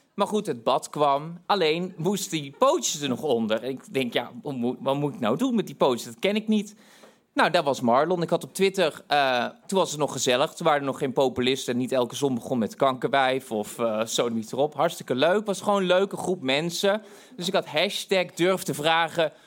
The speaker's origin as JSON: {"language": "Dutch", "town": "Tilburg", "region": "North Brabant", "country": "Netherlands", "said": "ik kwam uit Tilburg"}